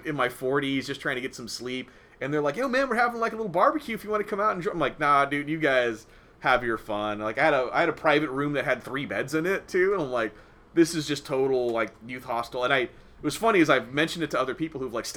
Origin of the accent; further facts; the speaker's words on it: Cypress, California, United States; I'm from Orange County